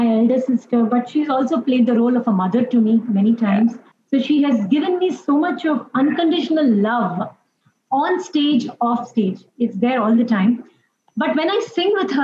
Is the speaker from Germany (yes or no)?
no; Mumbai, Maharashtra, India; Us being born and brought up in Mumbai, so we were exposed to Marathi